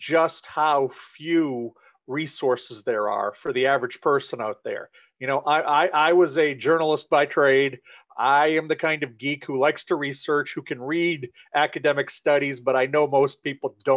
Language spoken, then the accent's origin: English; Maine, United States; I am originally from Maine, still live here. I've spent most of my life here.